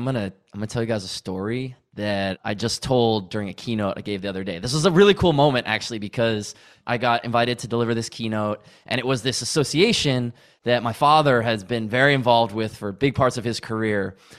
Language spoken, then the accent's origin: English; Massachusetts, United States; Well, I grew up in New England, right outside of Boston, and it was winter.